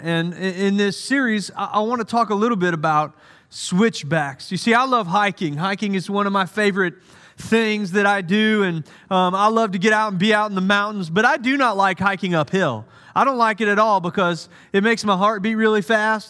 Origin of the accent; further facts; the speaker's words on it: United States; also born or lived in Santa Clara, California; I'm American